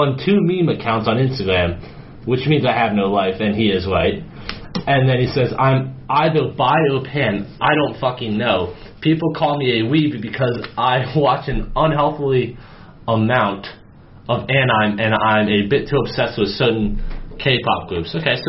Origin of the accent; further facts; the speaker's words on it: Sweden; first language en; I consider English as my mother tongue, even though I was born and raised in Sweden.